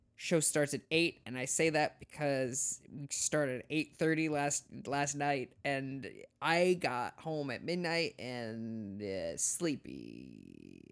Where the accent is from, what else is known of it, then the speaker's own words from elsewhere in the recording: South Dakota, United States; I'm from South Dakota